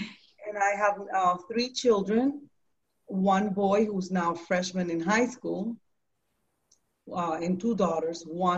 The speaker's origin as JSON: {"language": "English", "country": "Puerto Rico", "moved": "yes", "lives_now": "New York City, United States", "said": "So I found Him in New York City, in Manhattan. I came from Puerto Rico in the year 1990"}